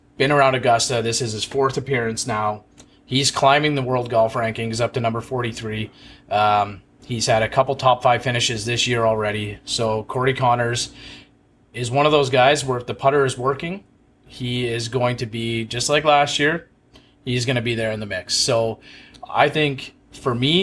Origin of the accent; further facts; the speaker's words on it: Canada; as a Canadian